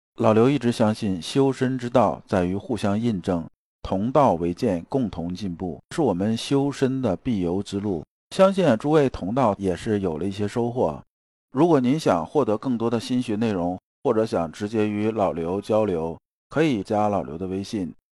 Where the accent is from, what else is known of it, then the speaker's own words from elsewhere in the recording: China; 我们中国人到现在，虽然说几千年文化